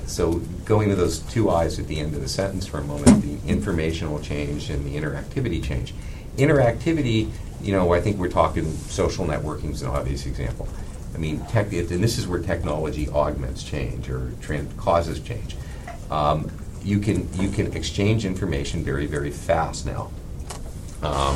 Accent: Pittsburgh, Pennsylvania, United States; moved away; I was from Pittsburgh, and it was a fairly protected upbringing

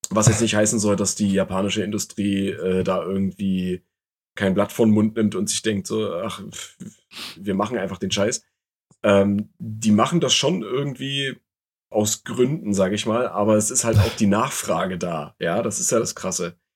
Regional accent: East Germany, Germany; im Osten tatsächlich groß geworden.

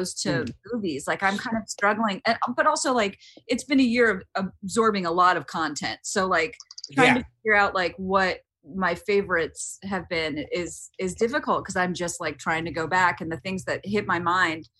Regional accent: United States; also born or lived in Alabama; I'm from Mississippi and Alabama

